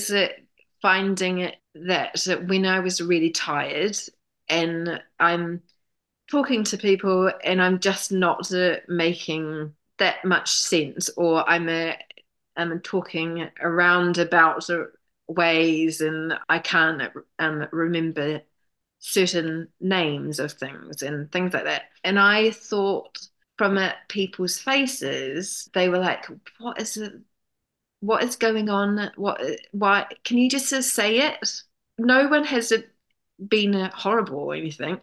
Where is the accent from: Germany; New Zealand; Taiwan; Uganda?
New Zealand; moved away as an adult; now in London, United Kingdom; I'm from New Zealand